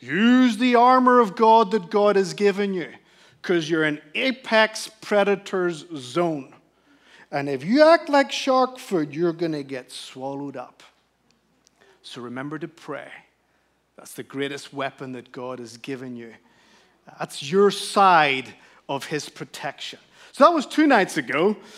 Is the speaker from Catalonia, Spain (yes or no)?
no; Canary Islands, Spain; The beautiful setting was that I grew up in the Canary Islands, Spain, where all of Europe essentially holidays.